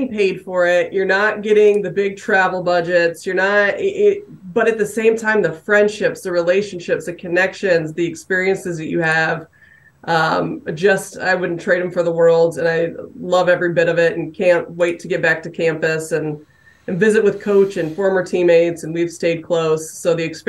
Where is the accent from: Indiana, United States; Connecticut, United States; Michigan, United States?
Indiana, United States; I'm from Indiana